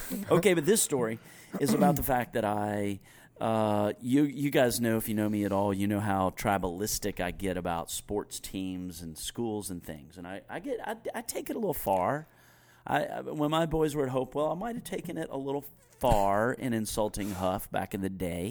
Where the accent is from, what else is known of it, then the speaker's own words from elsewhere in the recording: Greensboro, North Carolina, United States; I had moved back to my hometown to go on staff with Young Life